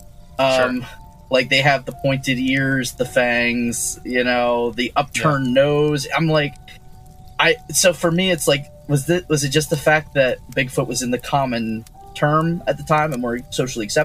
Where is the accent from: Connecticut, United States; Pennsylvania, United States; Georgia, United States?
Pennsylvania, United States; Sunbury; I grew up in Sunbury, Pennsylvania